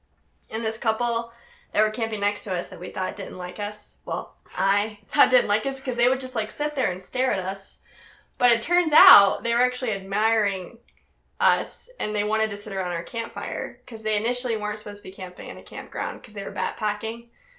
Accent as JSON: {"language": "English", "town": "Knoxville", "region": "Tennessee", "country": "United States", "moved": "yes", "lives_now": "Utah, United States", "said": "I'm from Knoxville."}